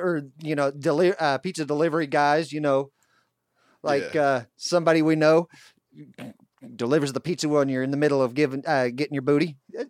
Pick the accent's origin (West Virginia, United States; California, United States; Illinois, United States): West Virginia, United States; I'm from West Virginia